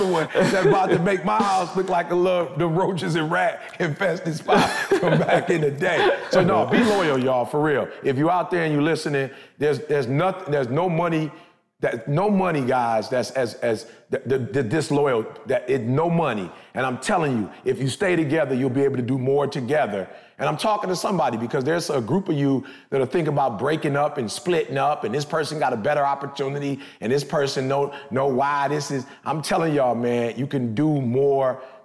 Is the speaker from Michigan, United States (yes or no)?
yes; Michigan, United States; I'm from Michigan.